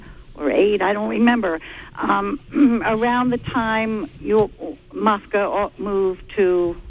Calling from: Stockton Springs, Maine, United States; I'm calling from Stockton Springs.

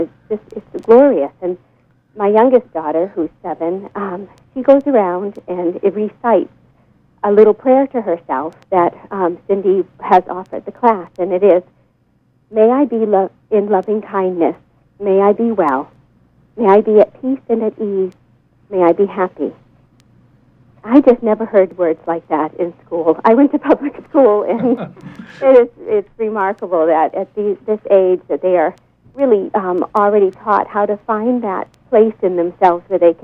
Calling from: Swanville, Maine, United States; I'm calling from Swanville.

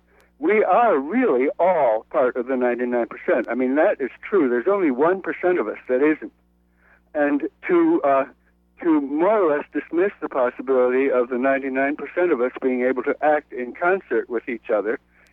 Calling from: New York City, New York, United States; I'm calling from Brooklyn.

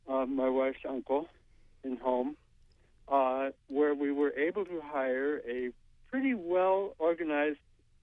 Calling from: Brooklin, Maine, United States; I'm calling from Brooklyn.

